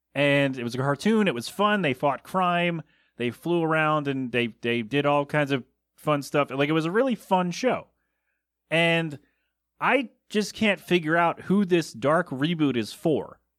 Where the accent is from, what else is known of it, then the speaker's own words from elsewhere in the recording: Bristol, Pennsylvania, United States; moved away; my hometown of Bristol, P